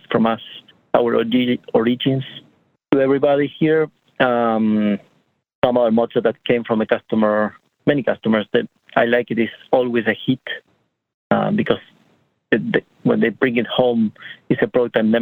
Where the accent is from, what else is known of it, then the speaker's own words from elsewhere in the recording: Argentina; moved away as an adult; now in United States; I am from Argentina